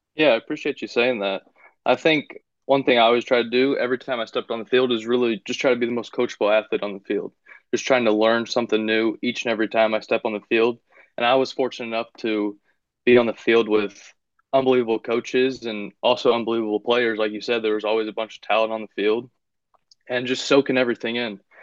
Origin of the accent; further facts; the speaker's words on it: Findlay, Ohio, United States; moved away; also born or lived in Kentucky; my hometown in Findlay, Ohio.